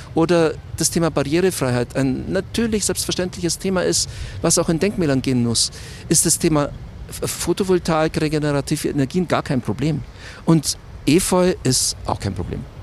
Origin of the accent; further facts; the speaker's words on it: Munich, Bavaria, Germany; Ich bin eigentlich in Schwabing aufgewachsen, so um die Feilitzstraße rum.